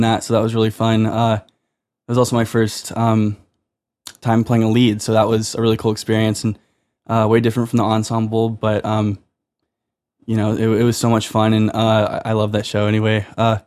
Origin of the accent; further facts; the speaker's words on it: Houston, Texas, United States; moved away as an adult; now in New York City, United States; I'm from Houston, Texas